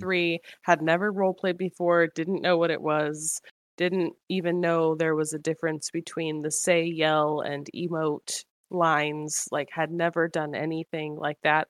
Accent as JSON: {"language": "English", "region": "Washington", "country": "United States", "moved": "yes", "lives_now": "Georgia, United States", "said": "I'm in Georgia currently, but I'm going back to Washington where we're from"}